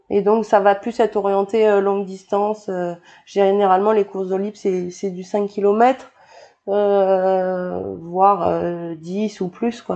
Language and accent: French; New Caledonia; also born or lived in Bordeaux, France / French Guiana / France (studies); je suis née à Bordeaux et euh, je suis arrivée en Nouvelle-Calédonie euh, quand j'avais 9 ans. Ouais. Et euh, avant ça, j'étais en Guyane de, de 5 ans à 9 ans en fait.